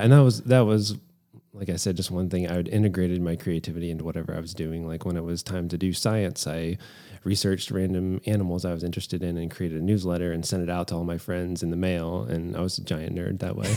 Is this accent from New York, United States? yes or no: no; Lynchburg, Virginia, United States; I just decided to stay in my hometown at the time, which was Lynchburg